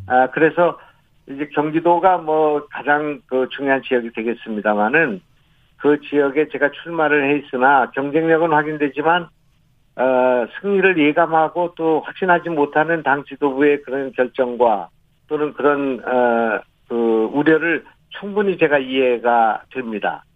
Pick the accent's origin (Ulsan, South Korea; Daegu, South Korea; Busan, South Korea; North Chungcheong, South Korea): North Chungcheong, South Korea; Goesan; moved away; also born or lived in Gyeonggi Province; 제 고향이 이제 충청북도이고 거기서 자랐고